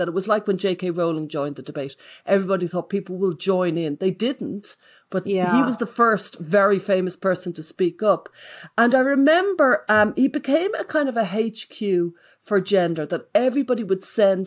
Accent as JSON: {"language": "English", "town": "Dublin", "region": "Leinster", "country": "Ireland", "said": "we're both Irish and we're both from Dublin."}